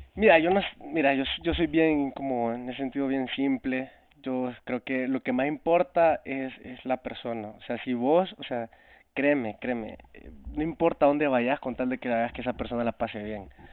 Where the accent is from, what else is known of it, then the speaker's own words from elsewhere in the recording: El Salvador; now in Toronto, Canada; yo soy un cantautor salvadoreño